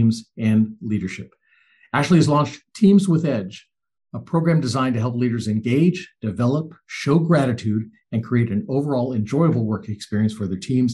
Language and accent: English; Southern California, United States; now in Southeast United States; I originally grew up in Southern California